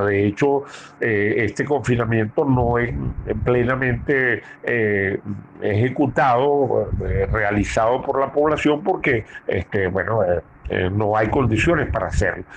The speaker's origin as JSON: {"language": "Spanish", "country": "Venezuela"}